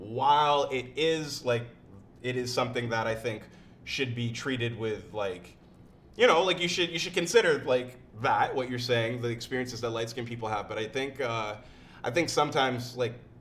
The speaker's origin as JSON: {"language": "English", "town": "Oakville", "region": "Ontario", "country": "Canada", "tie": "born or raised there", "said": "I grew up in Oakville mostly"}